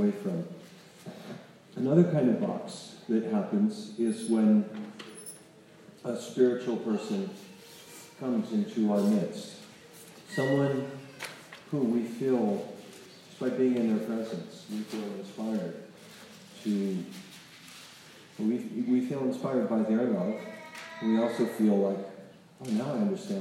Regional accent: North Carolina, United States; I'm from North Carolina

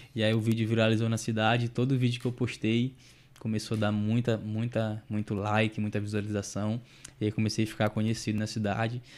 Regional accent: São Luís, Maranhão, Brazil; eu sou de São Luís do Maranhão, né? Nordeste, Nordeste, Nordeste.

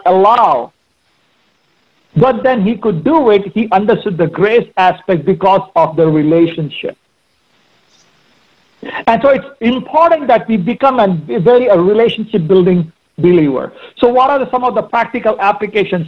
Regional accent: India; moved away; I grew up in India

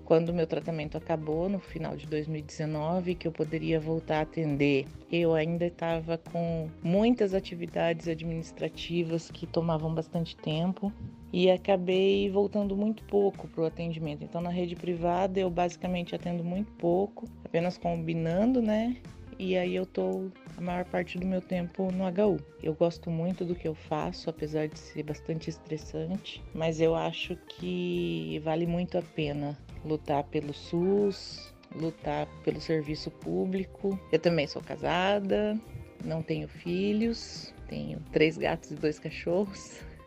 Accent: Maringá, Paraná, Brazil; eu nasci em Maringá, aqui no estado do Paraná, e eu sempre morei, estudei, tive minha infância, adolescência toda aqui em Maringá

